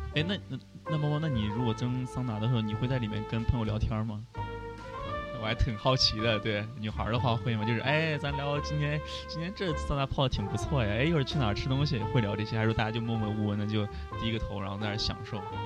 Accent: China; now in Japan; 我们中国人呢，就会大家晚上约

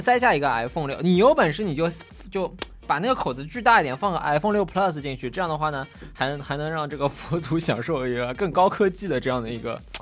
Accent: Qinghai, China; 在我们青海那边

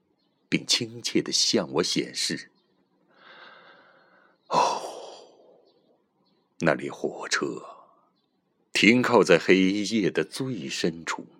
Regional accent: Sichuan, China; 咱们四川人说。

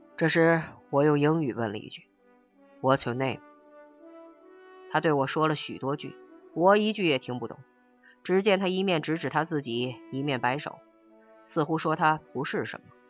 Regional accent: China; 我们中国人民的心中

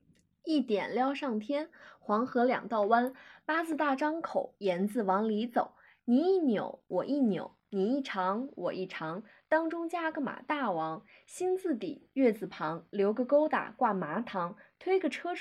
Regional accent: Shaanxi, China; 我是陕西的呀，但是我十一没有回家，但是我也没有停止想念我们家乡的小吃啊。

